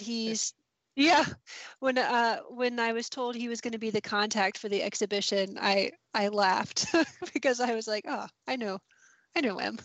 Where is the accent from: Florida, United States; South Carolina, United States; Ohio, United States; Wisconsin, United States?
South Carolina, United States; Columbia; moved away as an adult; also born or lived in Oxford, Mississippi; now in Mississippi, United States; I grew up in Columbia, South Carolina, and lived in the city and thought I lived in a small town